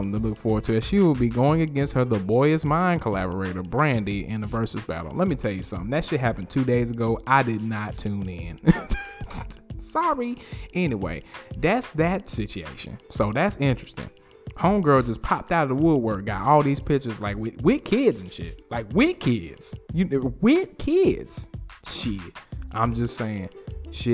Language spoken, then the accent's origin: English; Winston-Salem, North Carolina, United States; I was born in Winston-Salem, North Carolina.